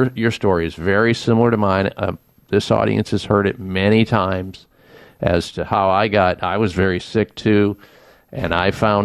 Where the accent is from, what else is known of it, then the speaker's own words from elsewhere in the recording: Iowa, United States; I grew up in Iowa